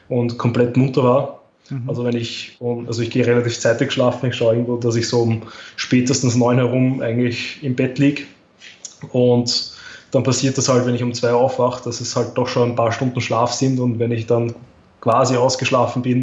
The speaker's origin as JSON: {"language": "German", "country": "Austria", "said": "Also das war eben die Staatsmeisterschaft 2018 bei uns in Österreich."}